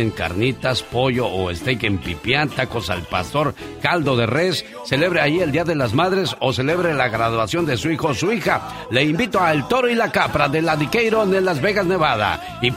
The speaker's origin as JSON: {"language": "Spanish", "town": "Angamacutiro", "region": "Michoacán", "country": "Mexico", "tie": "born or raised there", "moved": "yes", "said": "Un día salí de Angamacutiro, Michoacán, pero Angamacutiro, Michoacán nunca salió de mí."}